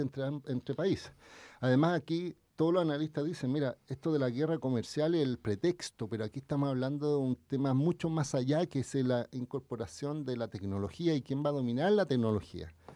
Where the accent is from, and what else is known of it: Chile